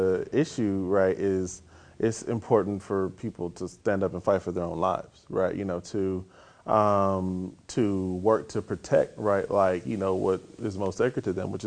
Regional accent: Inglewood, California, United States; also born or lived in Tennessee / Texas; In Inglewood and other parts of Southern California

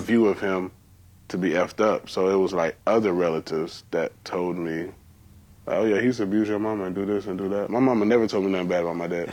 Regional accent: Georgia, United States; I'm from Georgia, so we have cotton fields.

